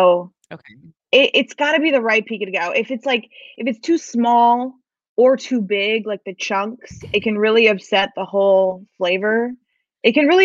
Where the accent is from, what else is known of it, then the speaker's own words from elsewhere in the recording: Fargo, North Dakota, United States; my hometown of Fargo, North Dakota